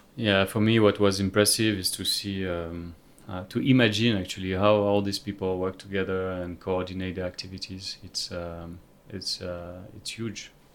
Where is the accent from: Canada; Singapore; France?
France; I'm from France.